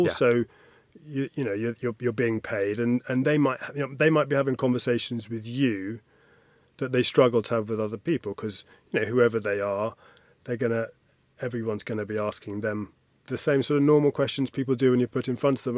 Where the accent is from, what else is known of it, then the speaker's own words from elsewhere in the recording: United Kingdom; I'm, I'm British